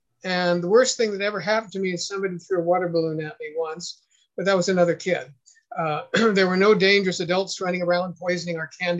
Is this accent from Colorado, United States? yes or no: no; San Luis Obispo, California, United States; it was a Baptist church in my hometown, San Luis Obispo, California